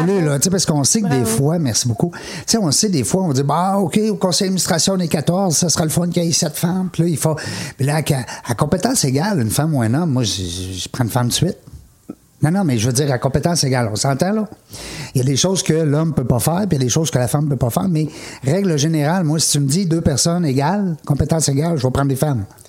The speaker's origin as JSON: {"language": "French", "town": "Quebec City", "region": "Quebec", "country": "Canada", "said": "je viens de Québec, hein, c'est ma région"}